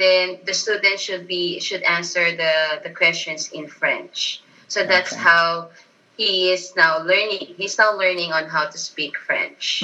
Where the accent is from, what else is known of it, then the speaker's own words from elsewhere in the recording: Philippines; first language Tagalog; English is a second language; from the Philippines